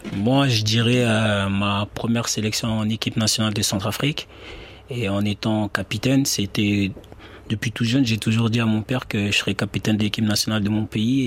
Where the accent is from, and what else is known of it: Bordeaux, Nouvelle-Aquitaine, France; born or raised there; now in Besançon, France